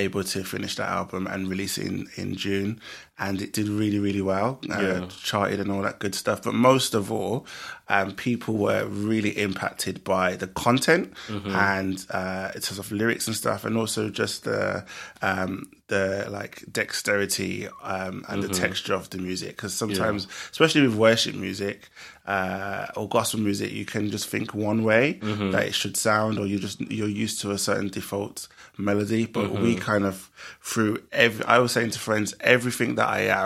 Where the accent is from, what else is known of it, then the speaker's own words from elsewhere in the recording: Birmingham, West Midlands, United Kingdom; in Birmingham, my hometown